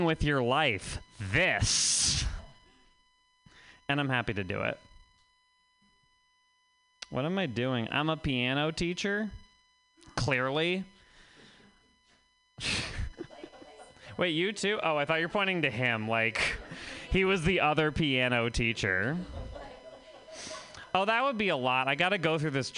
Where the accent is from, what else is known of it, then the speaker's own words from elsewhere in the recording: Vermont, United States; I'm from Vermont